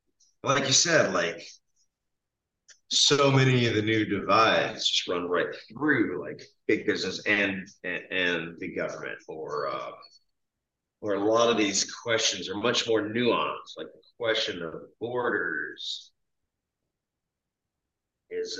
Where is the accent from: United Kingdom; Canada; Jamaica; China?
Canada; Quebec; moved away; I grew up in Quebec on the fringes of an Indian reservation